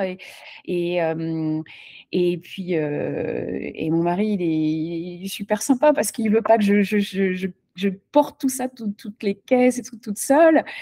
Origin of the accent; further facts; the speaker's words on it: France; now in Charlotte, United States; en tant que Française